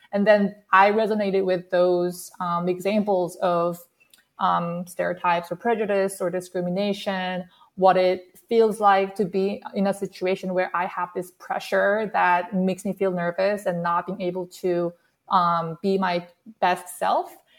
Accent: South Korea; English is a second language; moved away as an adult; now in United States; I actually grew up in South Korea and I moved to the States when I started my college.

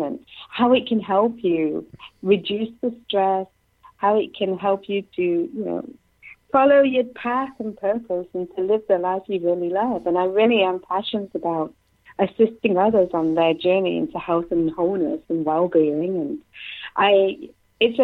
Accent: Nottingham, East Midlands, United Kingdom; moved away as an adult; now in Canada; I'm from England, from Nottingham

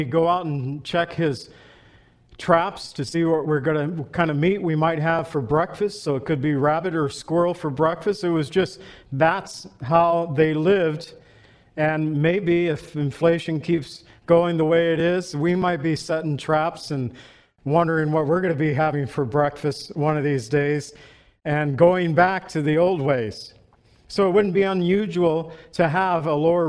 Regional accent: Illinois, United States; also born or lived in California; I was born in Illinois, Lily in Mexico. But living in Illinois, it was no problem for us

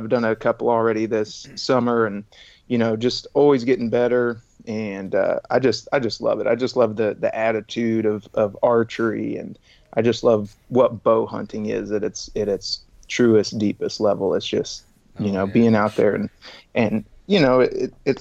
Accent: Kansas, United States; I was born and raised here in Kansas, about 35 miles directly south of the Kansas City metro area.

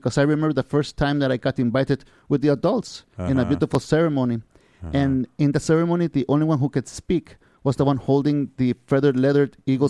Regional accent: Tijuana, Baja California, Mexico; also born or lived in Mexico City; now in San Diego, United States; I was born in Mexico City. Oh, in Mexico City. And I was raised in Tijuana, Mexico.

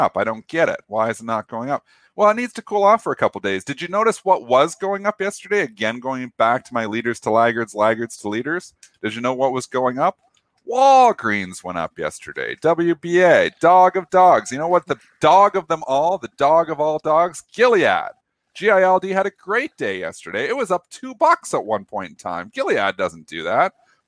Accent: Canada; as a Canadian

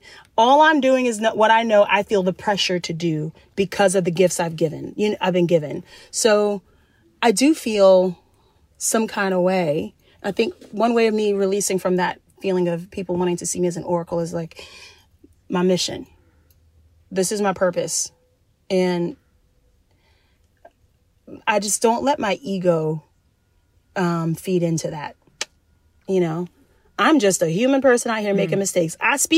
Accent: the South, United States; I grew up in the South, so I'm also a very kind Southern woman

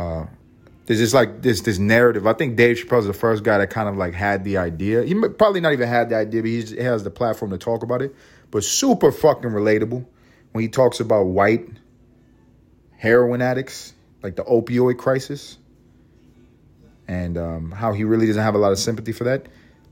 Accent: Bronx, New York, United States; They all talk like this. I'm from the Bronx.

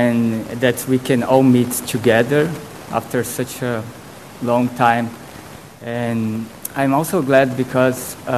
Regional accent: Brazil; moved away; I was born in Brazil, I was baptized since Brazil is a very Catholic country

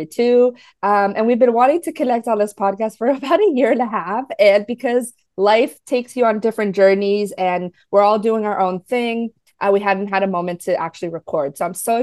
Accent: New Jersey, United States; also born or lived in New York; now in Florida, United States; I'm actually in Florida now, even though I grew up in New Jersey

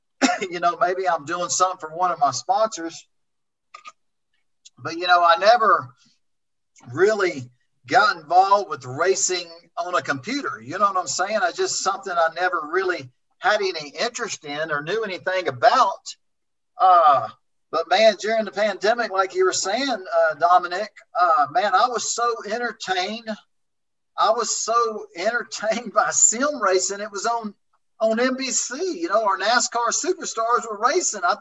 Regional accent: Oklahoma, United States; also born or lived in Texas; Even the racetracks I grew up racing in Oklahoma and Texas, I want to say over 60% of them are gone

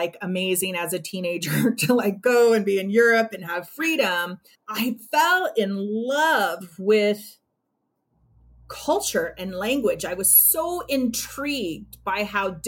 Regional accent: Los Angeles, California, United States; moved away as an adult; now in New Mexico, United States; I was born and raised in Los Angeles

